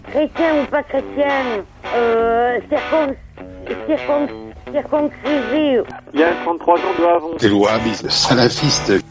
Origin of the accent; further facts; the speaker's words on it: Brittany, France; Non, je suis vraiment pas juve. Je suis bretonne